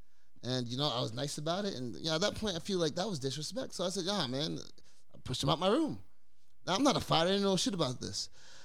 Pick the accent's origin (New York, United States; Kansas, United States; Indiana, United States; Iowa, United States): New York, United States; Rockland County; born or raised there; also born or lived in Bronx, New York